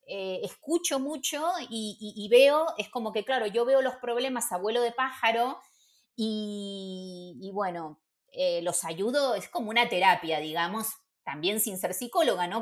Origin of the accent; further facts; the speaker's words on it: Buenos Aires, Argentina; moved away as an adult; also born or lived in Barcelona / Madrid; now in Spain; Yo soy porteña